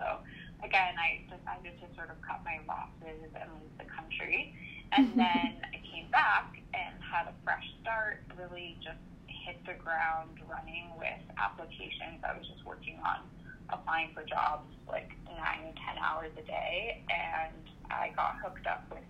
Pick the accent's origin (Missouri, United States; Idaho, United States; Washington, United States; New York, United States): Washington, United States; Seattle; growing up in Seattle